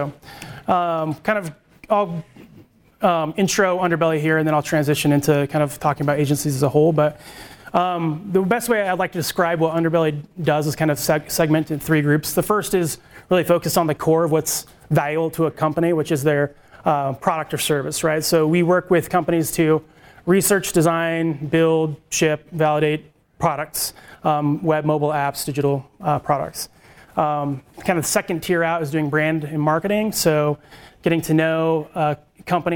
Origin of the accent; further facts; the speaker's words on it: Salt Lake City, Utah, United States; moved away; I am from Salt Lake originally